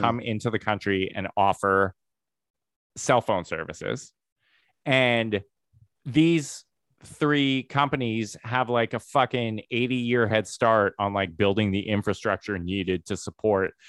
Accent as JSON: {"language": "English", "town": "Medicine Hat", "region": "Alberta", "country": "Canada", "tie": "born or raised there", "moved": "yes", "said": "I grew up in Medicine Hat, Alberta"}